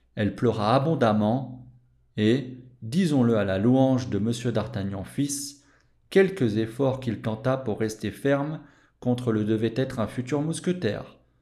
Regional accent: France; je suis français

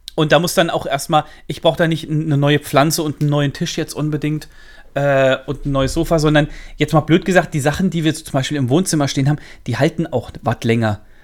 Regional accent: Central Hesse, Germany; accent: Central Hessian; bei, uns daheim, wo ich herkomme, äh, mittelhessisch

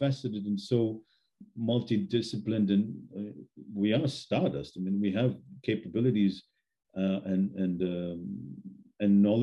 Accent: Australia; I was raised in Australia

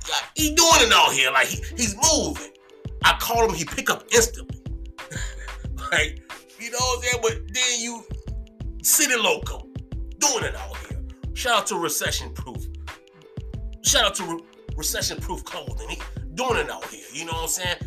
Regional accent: Hopewell, Virginia, United States; also born or lived in Richmond; I'm from Hopewell

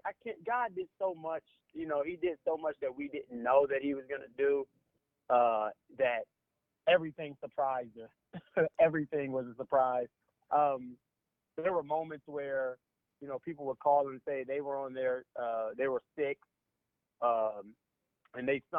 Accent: Indianapolis, Indiana, United States; We're from Indianapolis

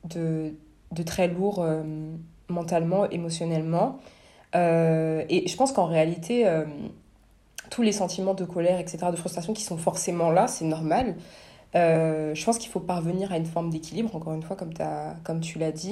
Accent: Senegal; Je suis sénégalaise, ouais, mais.

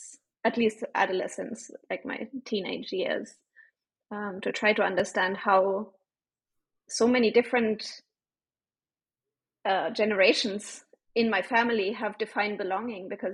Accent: Bavaria, Germany; moved away as an adult; now in India; I grew up in South Germany, Bavaria

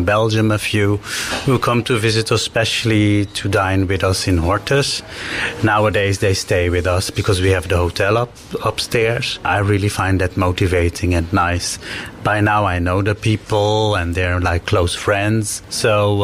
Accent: Suriname; now in The Hague, Netherlands; I'm from Suriname

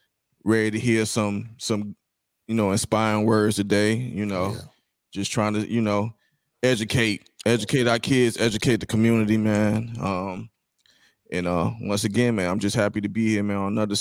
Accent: Florence, South Carolina, United States; Whatever you want to call me, man. I'm from Florence, South Carolina.

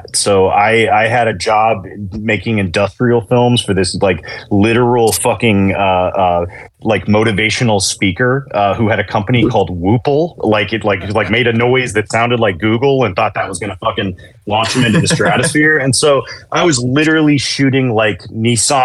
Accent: Chattanooga, Tennessee, United States; also born or lived in Nashville; I grew up in Chattanooga, but I moved to Nashville in 2001

